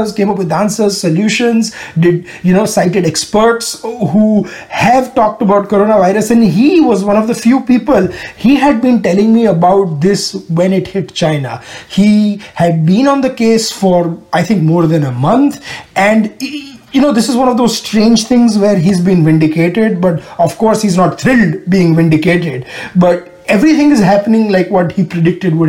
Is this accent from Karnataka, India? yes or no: no; Ahmedabad, Gujarat, India; moved away as an adult; now in Houston, United States; In my hometown of Ahmedabad